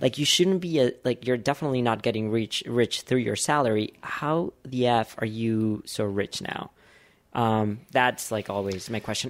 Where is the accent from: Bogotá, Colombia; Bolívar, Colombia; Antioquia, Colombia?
Bogotá, Colombia; moved away; I grew up in Bogota